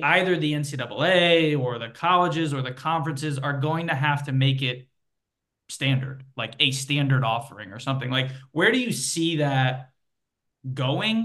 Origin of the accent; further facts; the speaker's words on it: Connecticut, United States; moved away; It was part of the ethos of growing up in Connecticut